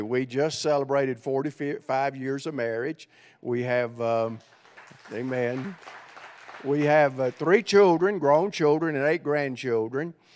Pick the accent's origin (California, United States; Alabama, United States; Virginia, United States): Alabama, United States; central; accent: Southerner; moved away as an adult; also born or lived in Cleveland, Tennessee / Ohio; I grew up in central Alabama